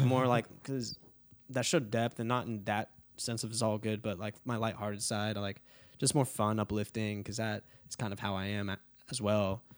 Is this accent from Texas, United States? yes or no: yes; Dallas, Texas, United States; also born or lived in California; now in Nashville, United States; I moved to Dallas when I was, like, six.